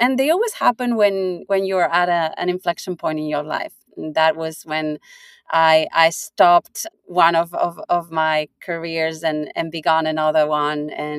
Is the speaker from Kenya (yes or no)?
no; Basque Country, Spain; moved away as an adult; also born or lived in Singapore; You know, I'm from Spain, but I'm Basque. So this part of Spain that is not Spain, not France, in between